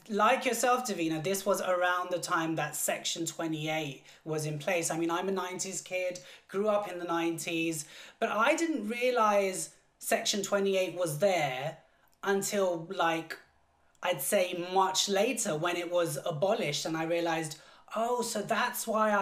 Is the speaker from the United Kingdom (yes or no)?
yes; London, United Kingdom; also born or lived in Southall; born and bred in London. I'm like literally like a full-on Londoner. Born in Southall